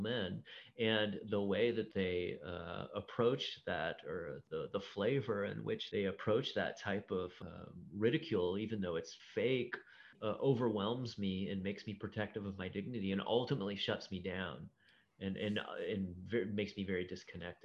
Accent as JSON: {"language": "English", "region": "Ohio", "country": "United States", "tie": "born or raised there", "said": "I grew up in Ohio"}